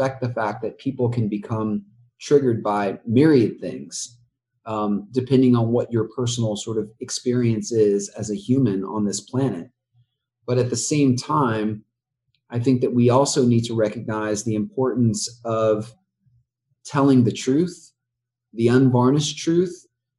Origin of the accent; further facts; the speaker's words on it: the South, United States; It was important to us that we lean into the beauty of the South. Born and raised in the South.